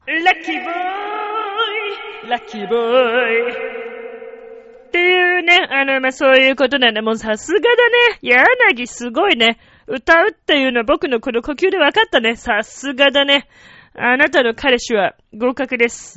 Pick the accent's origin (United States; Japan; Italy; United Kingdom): Italy; moved away; 僕はイタリア人ですからね。